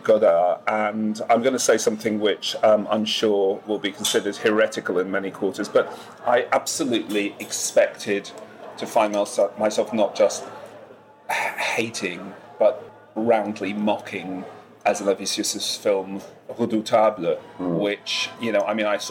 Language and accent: English; England, United Kingdom